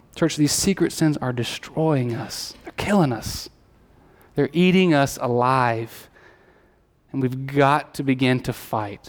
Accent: Alabama, United States; I grew up in Alabama

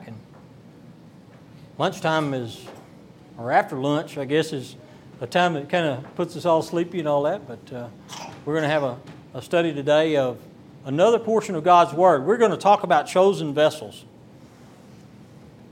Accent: Texas Gulf Coast, United States; I'm from the Texas Gulf Coast

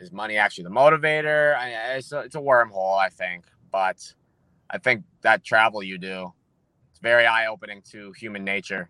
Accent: United States; I say we as an American, because I am an American

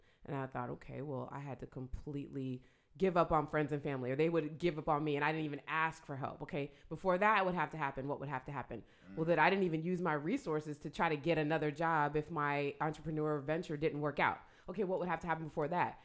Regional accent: Orlando, Florida, United States; moved away as an adult; now in Tampa, United States; I'm actually Jamaican. I was born in Orlando

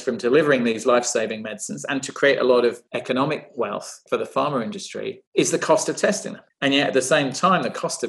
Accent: United Kingdom; I was born in the UK, a child to Indian immigrants

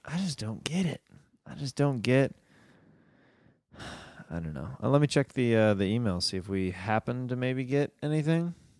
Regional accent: Kansas City, Missouri, United States; Kansas City, my hometown

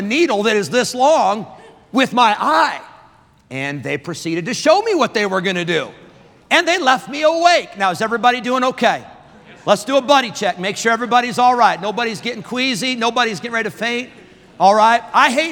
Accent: Rockford, Illinois, United States; I grew up in Rockford, Illinois at the Berean Baptist Church

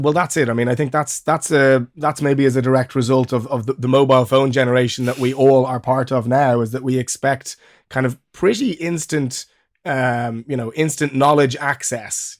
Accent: Ireland; moved away as an adult; also born or lived in Germany; now in England; I'm Irish, uh, but I now live in England

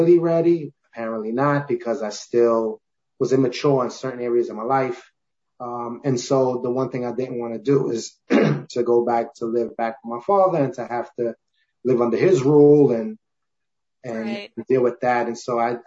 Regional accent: New York City, New York, United States; also born or lived in Bronx; I'm born and raised in Brooklyn

